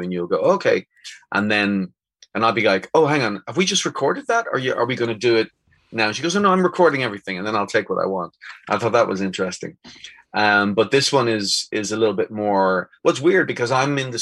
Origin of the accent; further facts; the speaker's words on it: Dublin, Leinster, Ireland; now in Spain; I'm from Dublin